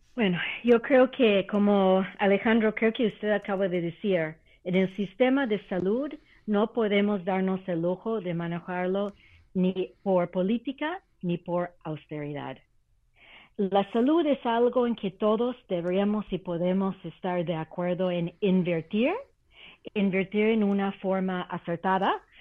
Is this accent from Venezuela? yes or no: no; Canada; now in Mexico; Canadá, que conozco muy bien como canadiense por nacimiento